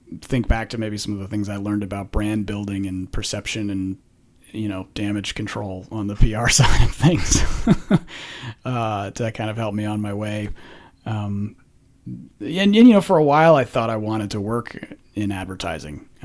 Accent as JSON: {"language": "English", "town": "Menlo Park", "region": "California", "country": "United States", "tie": "born or raised there", "moved": "as an adult", "lives_now": "Texas, United States", "said": "I grew up in Menlo Park in California"}